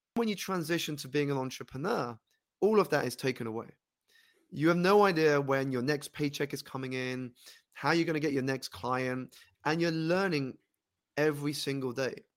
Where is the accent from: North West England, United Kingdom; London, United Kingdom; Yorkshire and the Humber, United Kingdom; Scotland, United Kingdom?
London, United Kingdom; I grew up here in London, United Kingdom